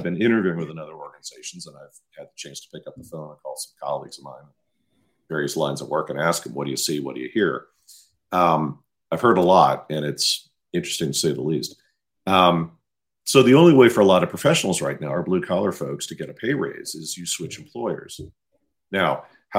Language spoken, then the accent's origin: English; Midwest, United States; moved away; I'm from the Midwest